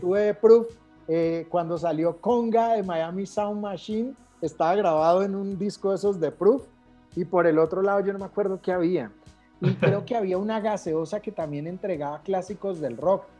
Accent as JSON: {"language": "Spanish", "town": "Cali", "region": "Valle del Cauca", "country": "Colombia", "tie": "born or raised there"}